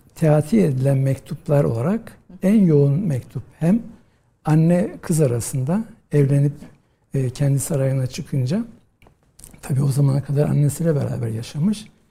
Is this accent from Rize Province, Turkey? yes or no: yes; Rize, Rize Province, Turkey; moved away as an adult; also born or lived in Istanbul; Ben e, Rize'de doğdum. E, 1963 yılında. Ve e, ilkokulu, ortaokulu, liseyi Rize'de okudum.